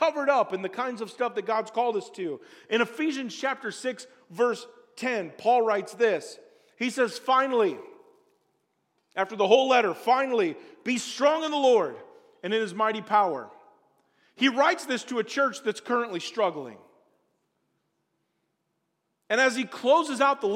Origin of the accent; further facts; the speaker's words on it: Springfield, Illinois, United States; moved away as an adult; also born or lived in Colorado; I'm from Springfield, Illinois. We don't do white water rafting in the town I grew up in.